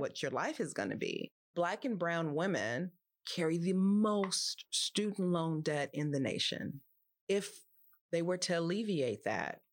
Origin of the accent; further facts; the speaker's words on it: Los Angeles, California, United States; I grew up in Los Angeles